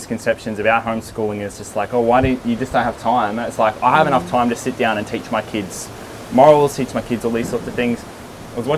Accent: Melbourne, Victoria, Australia; also born or lived in Darwin / Brisbane; now in Sydney, Australia; I grew up in Melbourne

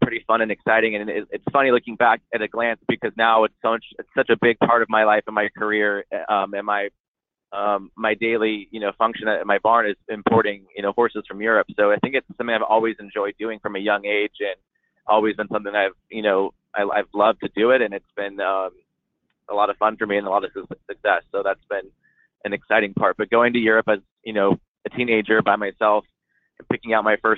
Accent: Coto de Caza, California, United States; my facility in Coto de Caz. That's my hometown, where I was born and raised and where I started riding.

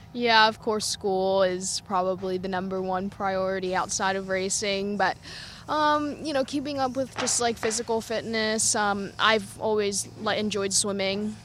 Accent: United States; being American

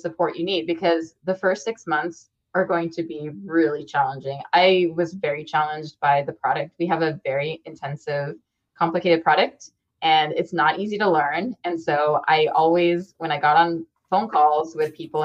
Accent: United States; I'm an American woman with a lot of privileges, I came from a middle-class background

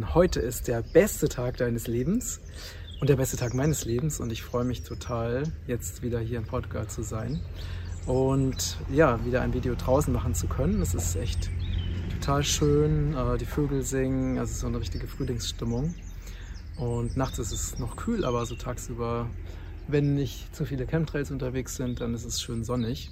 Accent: Germany; moved away as an adult; also born or lived in Thailand; now in Portugal; dass Deutschland meine Heimat ist und von daher, und dass ich auch nicht aus Zufall in Deutschland geboren wurde

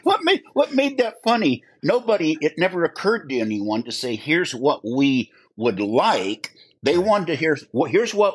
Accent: Phoenix, Arizona, United States; Well, I was born in Phoenix, lived in Phoenix all my life.

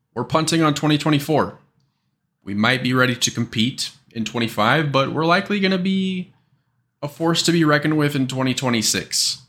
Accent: Kansas City, Missouri, United States; We're both from Kansas City

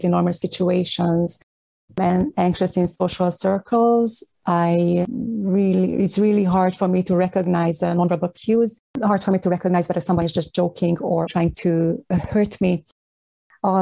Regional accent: Hungary; English is a second language; moved away as an adult; now in Toronto, Canada; I have been living here for almost 20 years, and I'm originally from Hungary.

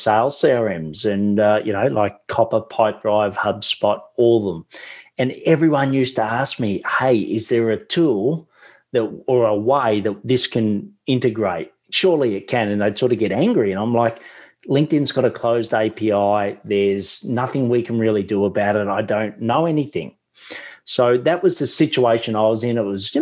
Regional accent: Australia; accent: Australian; my Australian accent

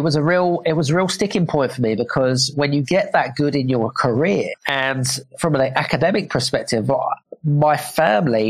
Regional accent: United Kingdom; accent: British; now in Cyprus; I'm British because I've got a British accent

